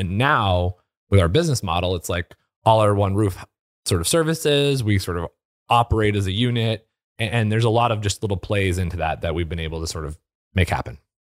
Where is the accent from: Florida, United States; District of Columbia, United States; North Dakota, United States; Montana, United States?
Montana, United States; White Sulphur Springs; now in Michigan, United States; I grew up in Montana, so big sky country.